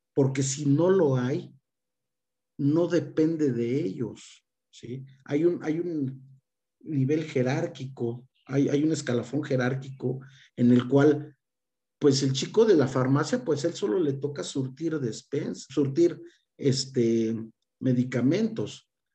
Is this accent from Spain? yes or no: no; Mexico; nosotros como mexicanos